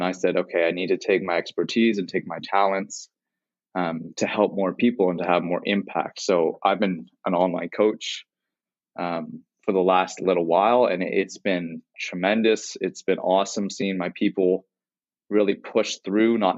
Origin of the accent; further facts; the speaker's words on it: Toronto, Ontario, Canada; So I'm from Toronto, Canada